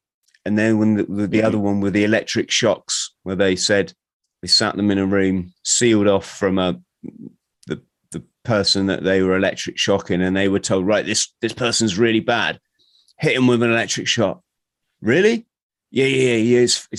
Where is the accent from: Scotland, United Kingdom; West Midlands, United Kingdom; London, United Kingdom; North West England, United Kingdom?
London, United Kingdom; Bromley; born there; I was born in Bromley.